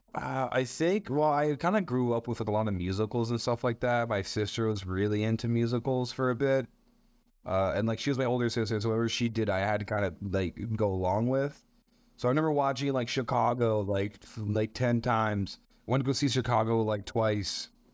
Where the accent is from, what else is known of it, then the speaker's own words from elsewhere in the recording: Montreal, Quebec, Canada; I'm a comedian from Montreal. Uh, I was born here.